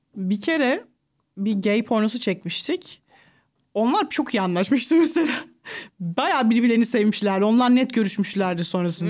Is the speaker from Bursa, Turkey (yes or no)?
no; Sakarya, Turkey; also born or lived in Ankara; Ankara'da doğdum. 6 yaşına kadar falan oradaydık. Sonra ailem Sakarya'ya taşındı.